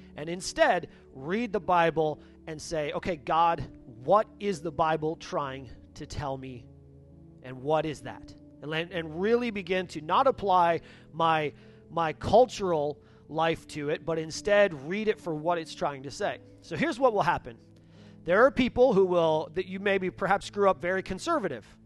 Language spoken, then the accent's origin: English; Upper Peninsula of Michigan, United States; I grew up in the Upper Peninsula of Michigan